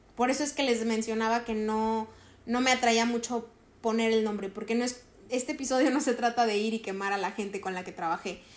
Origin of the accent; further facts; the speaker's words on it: Cerritos, San Luis Potosí, Mexico; aquí en mi pueblo, o sea, aquí en Cerritos